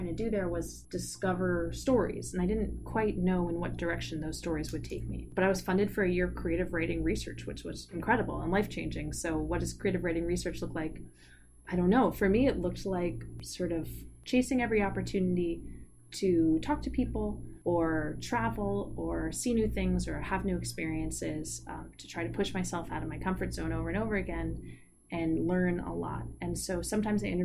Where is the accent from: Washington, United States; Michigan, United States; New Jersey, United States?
New Jersey, United States; Montclair; moved away; when I was growing up in Montclair